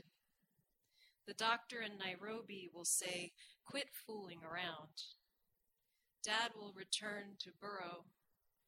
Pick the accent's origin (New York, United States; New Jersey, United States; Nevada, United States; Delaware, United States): New York, United States; New York City; I was born in Queens